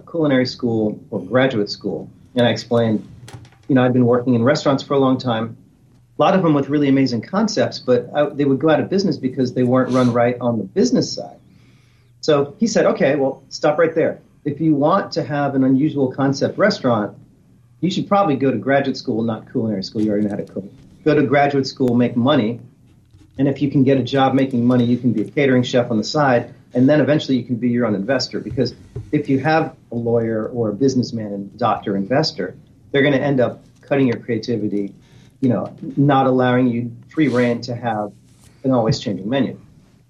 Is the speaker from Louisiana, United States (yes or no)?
yes; New Orleans, Louisiana, United States; I was born in New Orleans and growing up around in the Garden District